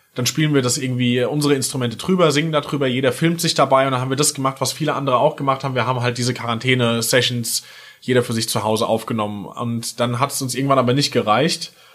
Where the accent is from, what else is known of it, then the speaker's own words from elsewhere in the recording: near Limburg, Hesse, Germany; moved away as an adult; now in Mainz, Germany; Aus Hessen, äh, genauer gesagt Nähe Limburg, noch genauer gesagt bei Filmer